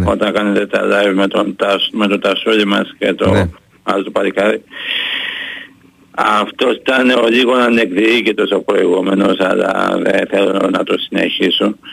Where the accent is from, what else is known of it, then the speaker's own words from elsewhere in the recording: Greece; να πούμε ένα με πολύ μεγάλο και θερμό ευχαριστώ ως Έλληνας και ως φίλαθος στον Νίκο τον Γκάλη